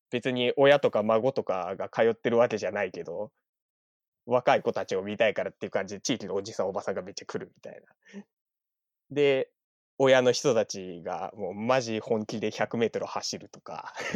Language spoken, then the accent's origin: Japanese; Oshima, Tokyo, Japan; now in Tokyo, Japan; 東京、東京都民なんですけど、えっと、出身が伊豆大島っていうところ出身です。